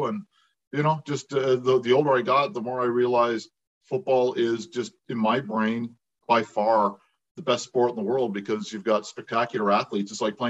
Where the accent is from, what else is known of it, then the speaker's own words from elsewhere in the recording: Kingston, Ontario, Canada; living in Kingston, which is, you know, halfway between the two and kind of the bottom of the triangle, if you include Ottawa.